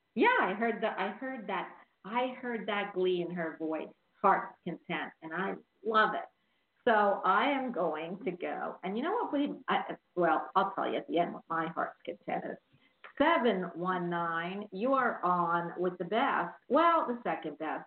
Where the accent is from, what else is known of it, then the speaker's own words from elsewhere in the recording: Philadelphia, Pennsylvania, United States; now in Florida, United States; I'm from Philly, and we had South Philly, all the Italian